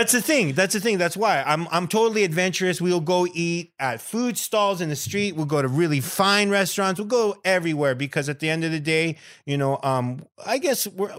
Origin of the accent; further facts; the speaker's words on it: Bell, California, United States; I grew up in Bell.